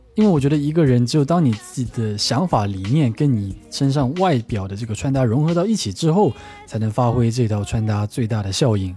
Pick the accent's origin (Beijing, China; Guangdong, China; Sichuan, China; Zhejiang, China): Zhejiang, China; Wenzhou; 我们温州那边流行的还是属于比较韩系紧身小皮鞋的那种风格